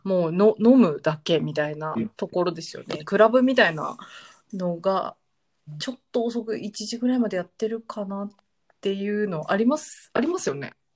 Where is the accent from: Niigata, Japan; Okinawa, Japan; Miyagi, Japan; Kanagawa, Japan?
Kanagawa, Japan; Yokohama; moved away as an adult; also born or lived in Sydney; now in Michigan, United States; 私、横浜の出身なので